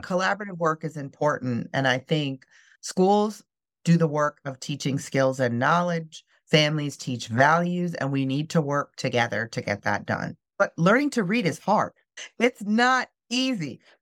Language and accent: English; Midwest, United States; moved away as an adult; also born or lived in North Carolina; I grew up in the Midwest